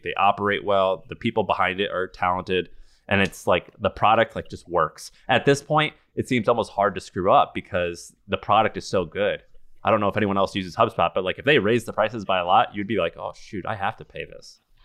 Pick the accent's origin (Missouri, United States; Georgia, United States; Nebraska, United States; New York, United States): Missouri, United States; I grew up in Missouri